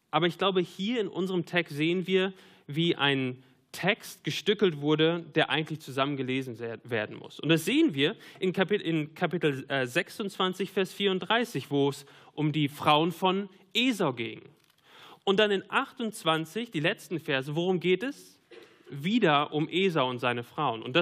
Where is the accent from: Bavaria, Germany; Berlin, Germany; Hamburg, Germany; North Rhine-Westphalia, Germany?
North Rhine-Westphalia, Germany; Ja, ich komme aus dem Münsterland. Ich mag den Münsterland-Tatort.